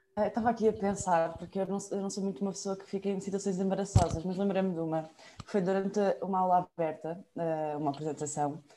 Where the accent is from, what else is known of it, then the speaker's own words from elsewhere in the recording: Mafra, Lisbon, Portugal; moved away as an adult; also born or lived in Cascais; now in Porto, Portugal; eu sou de Mafra